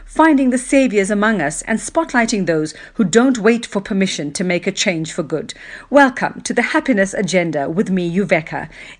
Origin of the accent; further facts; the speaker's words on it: South Africa; I am South African